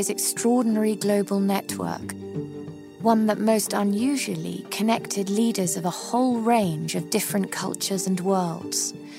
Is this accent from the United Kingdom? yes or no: yes; United Kingdom; now in United States; As British expats living in the United States